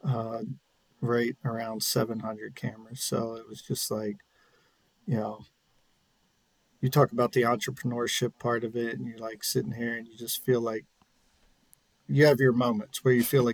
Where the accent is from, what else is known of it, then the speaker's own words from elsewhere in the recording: Spring Grove, Pennsylvania, United States; I'm originally from a small town in southern York County called Spring Grove, Pennsylvania. When I grew up there, it was, I believe, around 1,800 people.